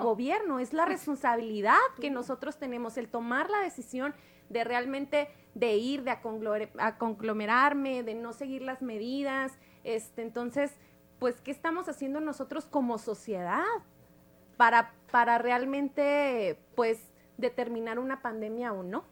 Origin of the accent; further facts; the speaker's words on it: Nuevo Casas Grandes, Chihuahua, Mexico; del municipio donde yo soy, de Nuevo Casas Grandes